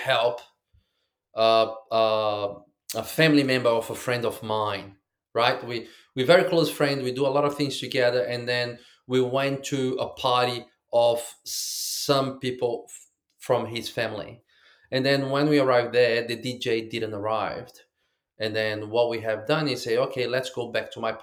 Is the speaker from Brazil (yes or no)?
yes; Rio de Janeiro, Brazil; now in Queensland, Australia; I'm in Australia, in Queensland, and I'm from Brazil, Rio.